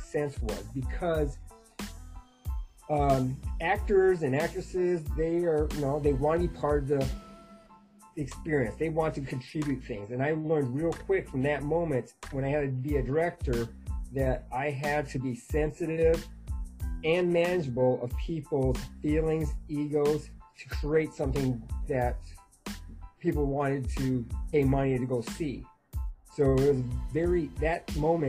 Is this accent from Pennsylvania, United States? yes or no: no; North Dakota, United States; And then I grew up in North Dakota, which is the middle of the United States and cold.